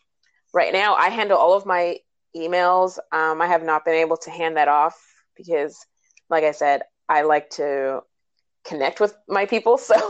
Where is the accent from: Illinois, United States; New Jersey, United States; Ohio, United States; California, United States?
New Jersey, United States; well, Philly doesn't really count as traveling because I was from Jersey.